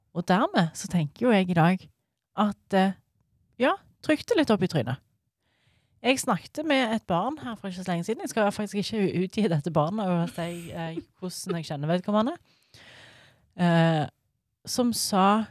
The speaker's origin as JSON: {"language": "Norwegian", "area": "rural inland Norway", "region": "Innlandet", "country": "Norway", "said": "For jeg er fra Bygd-Norge. Jeg er jo ikke fra Stavanger. Jeg er liksom innlandet."}